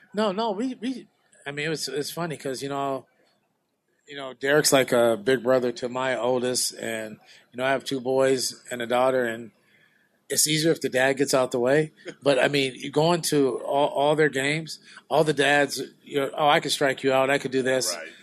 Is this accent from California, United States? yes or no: yes; Sacramento, California, United States; I'm from Meadowview. I'm trying to make a difference here. I mean, this is my home